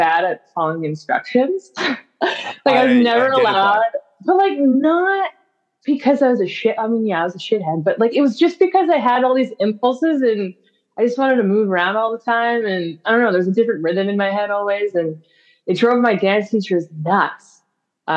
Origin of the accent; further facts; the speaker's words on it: Grimsby, Ontario, Canada; I grew up in a small town called Grimsby, Ontario